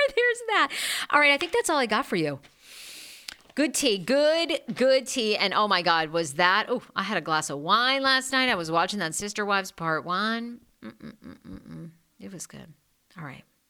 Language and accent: English; Maine, United States; I'm backwoods Maine